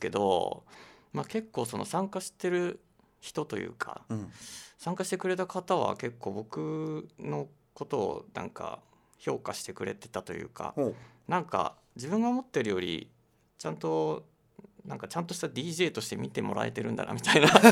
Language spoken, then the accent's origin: Japanese; Aichi, Japan; born or raised there